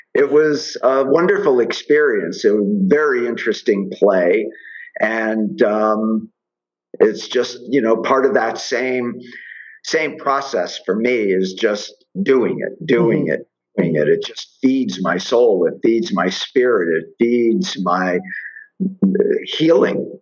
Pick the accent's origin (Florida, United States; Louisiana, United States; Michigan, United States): Florida, United States; Miami; growing up in Miami and working on Miami Beach for years